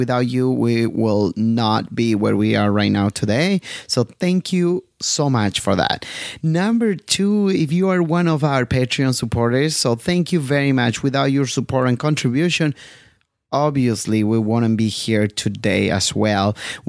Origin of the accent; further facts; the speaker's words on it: California, United States; here from California.